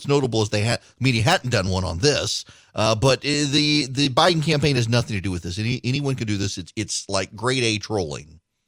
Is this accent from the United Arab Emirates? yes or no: yes; Dubai, United Arab Emirates; I grew up in Dubai, grew up in the Middle East, grew up in Dubai. And when I was growing up in the 1980s in Dubai, any reference to Israel was redacted.